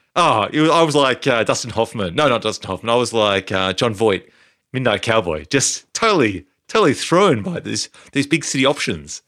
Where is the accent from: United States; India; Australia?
Australia; Canberra, Australian Capital Territory; growing up in Canberra, we had two channels